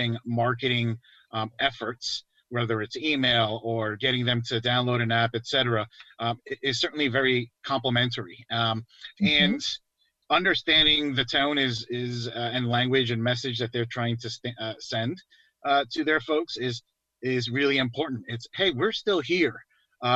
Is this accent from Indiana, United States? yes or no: no; New York, United States; moved away; I'm from New York, so born and raised, you know, clearly, I've moved around a lot for work